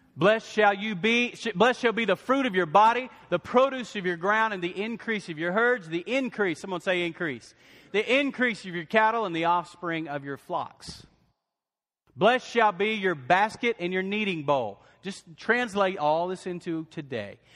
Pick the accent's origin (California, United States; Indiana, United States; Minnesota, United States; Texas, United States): Texas, United States; West; I grew up in West Texas